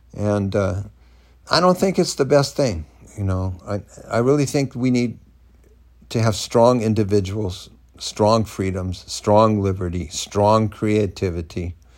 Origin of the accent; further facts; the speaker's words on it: Southern California, United States; moved away as an adult; now in Florida, United States; I moved recently from California, where I'd lived in Southern California growing up, to Northern California, where I'd lived for about ten years, here to Florida.